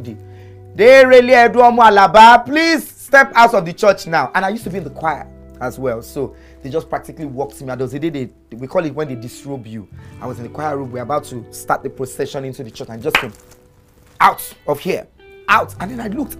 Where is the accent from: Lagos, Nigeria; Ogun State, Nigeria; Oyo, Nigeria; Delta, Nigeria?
Lagos, Nigeria; also born or lived in Hamburg, Germany; I grew up on Bonuwe in Alagomechi